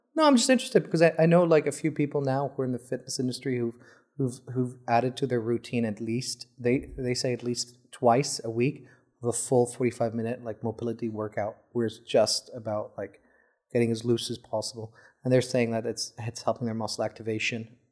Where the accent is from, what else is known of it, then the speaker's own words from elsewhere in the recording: Saudi Arabia; I'm from Saudi